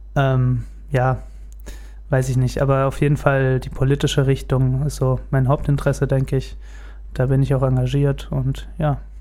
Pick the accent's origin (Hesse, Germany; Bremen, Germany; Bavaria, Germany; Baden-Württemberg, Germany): Hesse, Germany; Gelnhausen; bin in Gelnhausen geboren und auch hier aufgewachsen